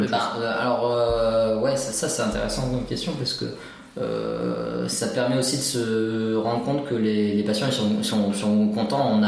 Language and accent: French; France; on est français, hein